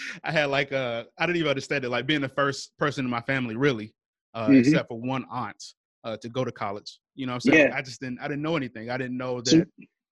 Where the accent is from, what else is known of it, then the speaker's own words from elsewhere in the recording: the South, United States; we come from the South, we come from a state with a racist history